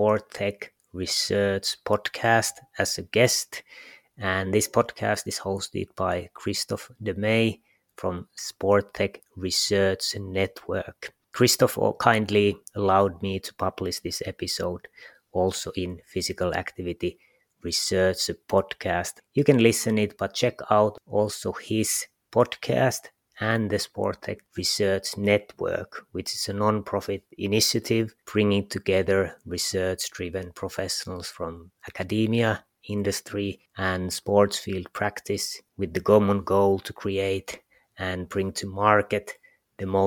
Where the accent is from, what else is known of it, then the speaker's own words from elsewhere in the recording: Kajaani, Kainuu, Finland; I was born in Kajaani, which is 2 hours south from